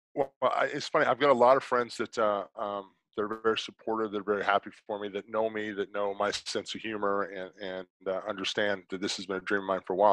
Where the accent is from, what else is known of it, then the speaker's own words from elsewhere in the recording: South Carolina, United States; I'm from South Carolina